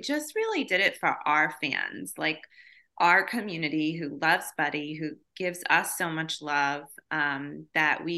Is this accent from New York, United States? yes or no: yes; Long Island, New York, United States; we're from New York, we're from Long Island, and most of our family is also from there